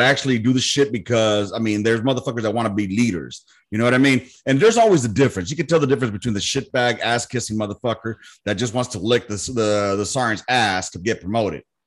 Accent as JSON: {"language": "English", "town": "Los Angeles", "region": "California", "country": "United States", "tie": "born or raised there", "also_born_or_lived": "Miami", "moved": "yes", "said": "I grew up in South Central"}